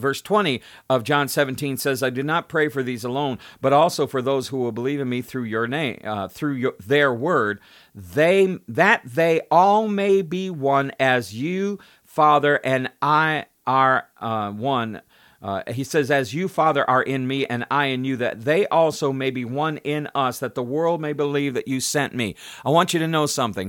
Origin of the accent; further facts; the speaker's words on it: United States; I was born in the United States. I'm of the United States.